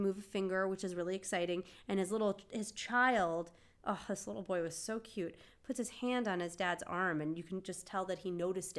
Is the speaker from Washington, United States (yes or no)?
yes; Seattle, Washington, United States; favorite coffee is Starbucks because we're from Seattle.